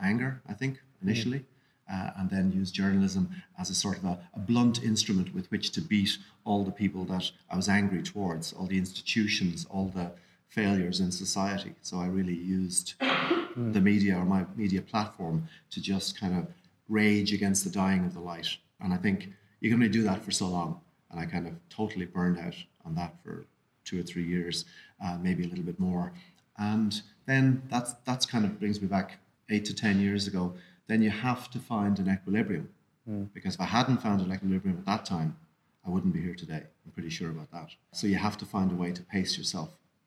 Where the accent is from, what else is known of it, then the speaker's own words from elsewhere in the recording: Kilkenny, Leinster, Ireland; moved away as an adult; now in Dublin, Ireland; I grew up in Kilkenny